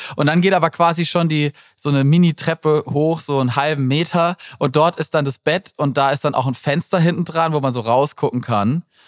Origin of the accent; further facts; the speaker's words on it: Black Forest, near Freiburg, Baden-Württemberg, Germany; Ich komme aus, aus dem Schwarzwald